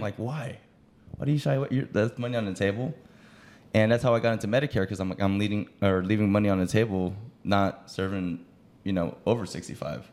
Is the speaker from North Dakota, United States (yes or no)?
no; Los Angeles, California, United States; I'm from Los Angeles, California